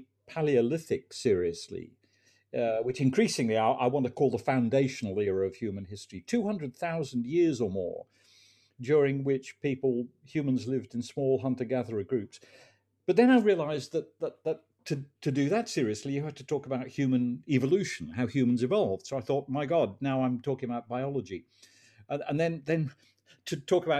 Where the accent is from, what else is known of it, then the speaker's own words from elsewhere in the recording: England, United Kingdom; As a teenager growing up in England